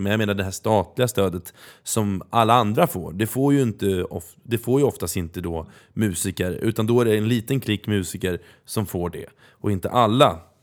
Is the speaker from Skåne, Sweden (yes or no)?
no; Norrköping, Östergötland, Sweden; moved away; samma gata där jag är uppvuxen